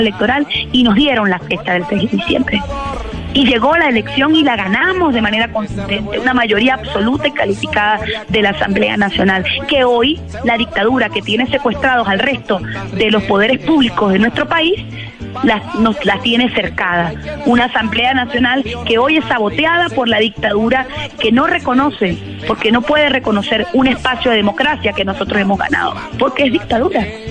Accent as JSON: {"language": "Spanish", "country": "Venezuela"}